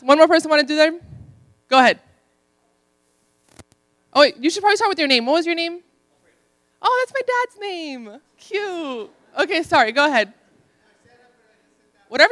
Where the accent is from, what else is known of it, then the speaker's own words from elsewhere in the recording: Miami, Florida, United States; moved away; also born or lived in Ohio; I'm Dominican from Miami